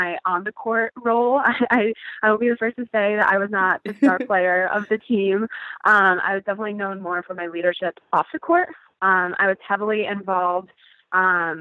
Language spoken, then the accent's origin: English; Connecticut, United States; I grew up in Connecticut, and I was an athlete all my life